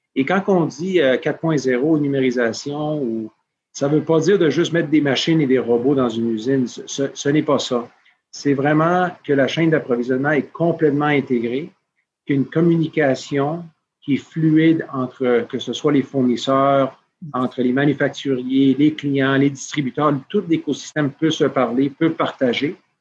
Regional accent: Peru; moved away; also born or lived in Montreal / United States; J'ai grandi au Pérou

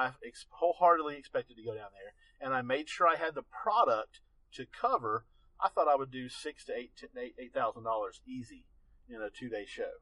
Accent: Asheville, North Carolina, United States; also born or lived in Macon, Georgia; I grew up here in Western North Carolina. Mm-hmm. You know, I was born in Asheville went to high school here

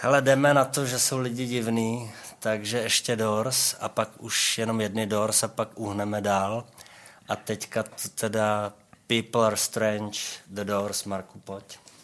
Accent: Prague, Czechia; já mám vztah k Bohnicím

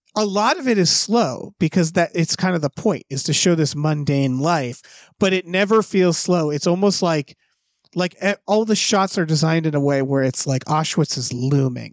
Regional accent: Deerfield Academy area, Massachusetts, United States; moved away; where I'm from. So, like, the whole fucking movie is my, my hometown

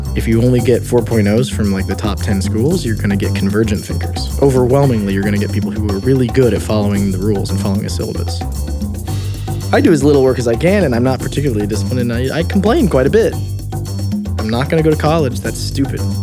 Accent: Midwest, United States; I'm from the Midwest, blue collar ba-, family

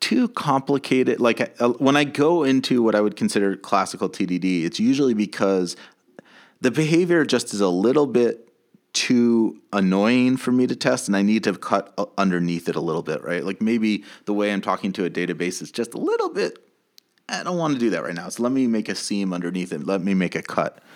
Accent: United States; growing up in America

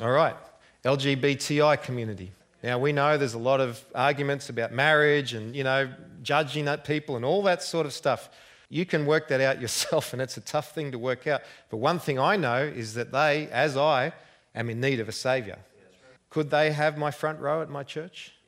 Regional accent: Australia; accent: Australian; I hope you've understood my accent. I'm not quite as bad as Crocodile Dundee

